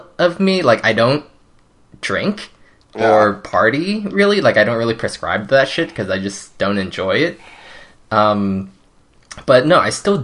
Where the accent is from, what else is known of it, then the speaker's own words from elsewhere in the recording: Monterey Park, California, United States; first language Cantonese; English is a second language; I grew up in Monterey Park